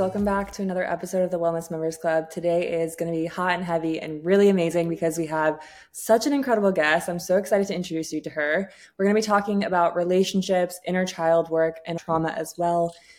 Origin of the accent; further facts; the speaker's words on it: England, United Kingdom; born there; moved away; Although I was born in England, we moved over here.